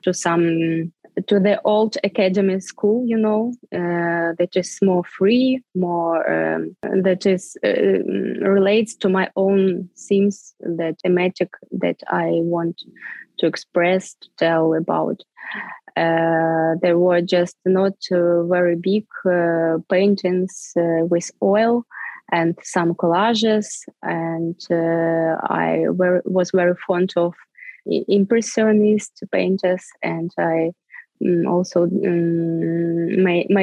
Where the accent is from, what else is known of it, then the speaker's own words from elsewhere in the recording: Svitlovodsk, Kirovohrad Oblast, Ukraine; English is a second language; moved away as an adult; also born or lived in Arkhangelsk, Russia / Kyiv, Ukraine; I was born in Arkhangelsk. It's a north of Russia. But in 1991, when the Soviet Union was stopped to exist, our family moved to Ukraine, to the central Ukraine, to the small town of Svetlovodsk.